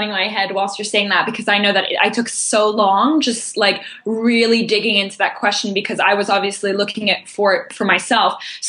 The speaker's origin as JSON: {"language": "English", "region": "Tokyo", "country": "Japan", "tie": "born there", "said": "I was born in Tokyo and I never lived in either of those countries, in France and Belgium."}